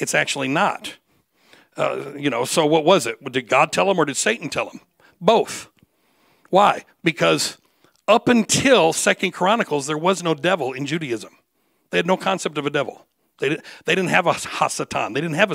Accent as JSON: {"language": "English", "region": "Michigan", "country": "United States", "tie": "born or raised there", "said": "I was born and raised in Michigan"}